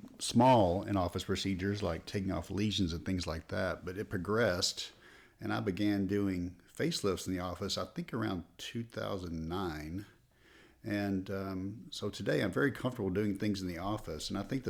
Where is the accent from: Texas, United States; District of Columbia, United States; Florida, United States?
Texas, United States; Texarkana; I'm originally from Texarkana, Texas.